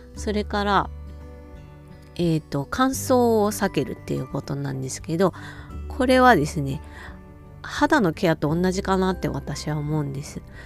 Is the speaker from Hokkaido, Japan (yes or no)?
yes; Hokkaido, Japan; 北海道民としては